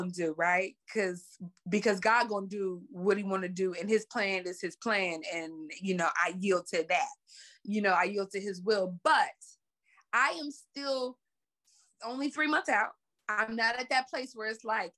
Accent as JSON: {"language": "English", "town": "Pittsburgh", "region": "Pennsylvania", "country": "United States", "moved": "yes", "lives_now": "Los Angeles, United States", "said": "growing up in a project in Pittsburgh, Pennsylvania, where I'm from"}